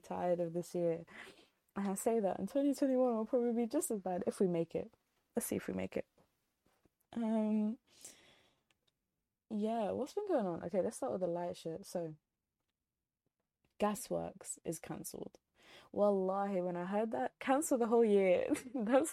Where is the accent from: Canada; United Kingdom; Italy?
United Kingdom; accent: British; if you can't tell from my accent, I'm British through and through.